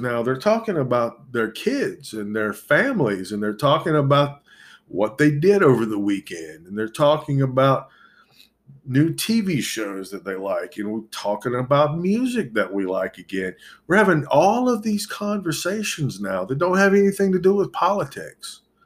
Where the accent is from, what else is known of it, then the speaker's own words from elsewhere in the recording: United States; I was born in this country. This, I, I'm as American as anybody